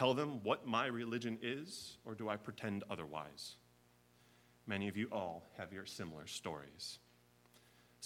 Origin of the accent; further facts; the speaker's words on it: Chicago, Illinois, United States; moved away as an adult; now in Kentucky, United States; I am a fourth-generation Chicagoan and one of the first of my family to ever leave the city